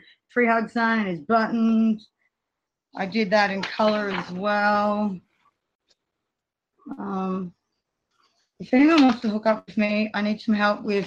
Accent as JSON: {"language": "English", "country": "Australia", "said": "I'm from Australia. It's really hot here at the moment"}